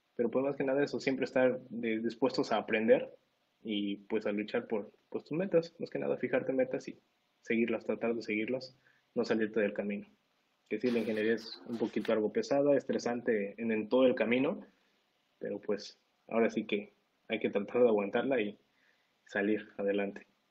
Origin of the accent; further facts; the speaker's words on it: Mexico; moved away as an adult; now in United States; a todos los que somos de acá de México